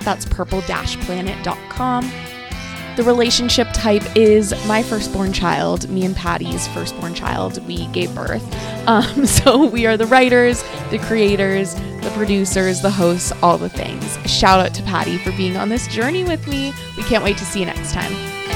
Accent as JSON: {"language": "English", "town": "San Diego", "region": "California", "country": "United States", "moved": "as an adult", "lives_now": "Maine, United States", "said": "I am from California"}